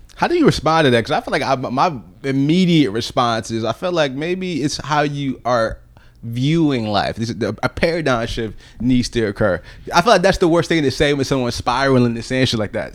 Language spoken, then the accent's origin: English; Virginia Beach, Virginia, United States; years of growing up in Virginia, and, like, my whole entire childhood